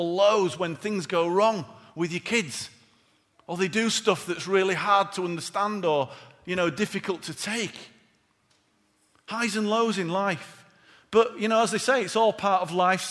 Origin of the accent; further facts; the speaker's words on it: Yorkshire and the Humber, United Kingdom; being born and bred in Yorkshire